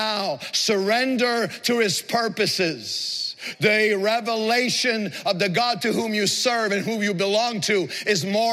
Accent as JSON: {"language": "English", "town": "Montreal", "region": "Quebec", "country": "Canada", "tie": "born or raised there", "said": "the project in which I grew up in Montreal"}